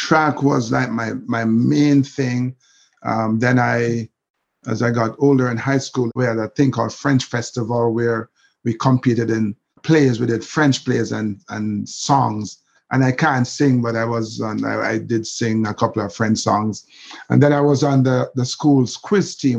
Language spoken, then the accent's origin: English; Kingston, Jamaica; I grew up in Kingston